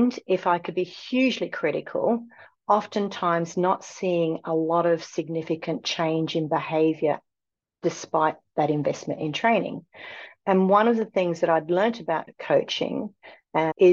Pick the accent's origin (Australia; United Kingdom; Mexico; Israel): Australia; moved away; I come from Australia